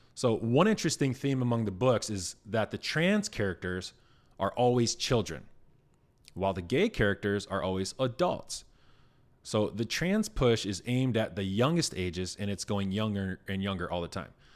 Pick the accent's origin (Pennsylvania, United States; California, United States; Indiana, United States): Indiana, United States; W R T V in Indiana, my home state